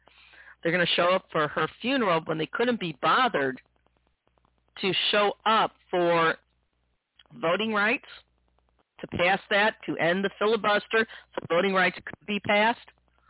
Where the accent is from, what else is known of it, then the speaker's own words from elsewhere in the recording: United States; as an American